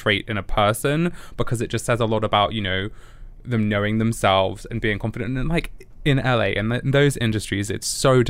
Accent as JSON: {"language": "English", "country": "United Kingdom", "said": "I'm British"}